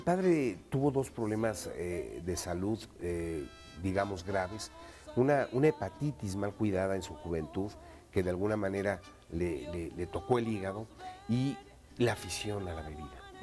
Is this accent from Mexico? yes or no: yes; Mexico; como mexicanos